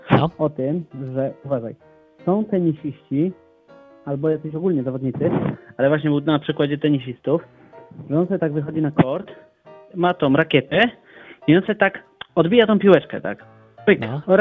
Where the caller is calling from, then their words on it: Bochnia, Lesser Poland, Poland; ja dzwonię z Bochni, zaskoczę